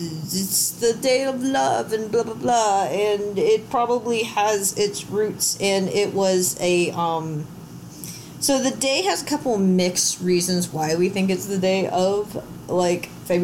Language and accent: English; Louisiana, United States; Louisiana's very Catholic, and I grew up in Louisiana. I don't fucking get Catholics, because I grew up Southern Baptist.